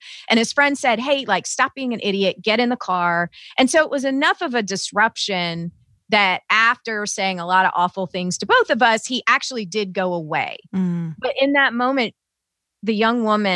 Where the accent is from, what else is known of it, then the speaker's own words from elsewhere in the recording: the South, United States; now in Southern Indiana, United States; I was raised in the South